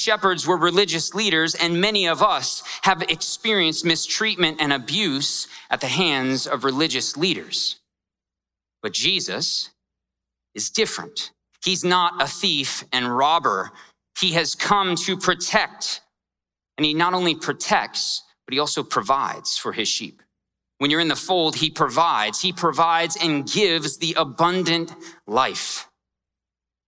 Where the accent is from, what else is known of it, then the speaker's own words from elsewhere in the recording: Scottsdale, Arizona, United States; I grew up in Scottsdale, and it's not rough at all